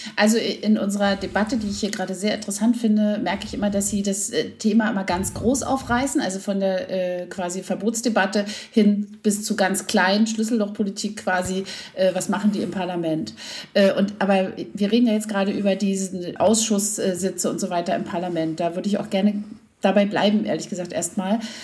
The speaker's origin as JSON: {"language": "German", "region": "East Germany", "country": "Germany", "also_born_or_lived": "Berlin", "said": "wir kommen aus der DDR"}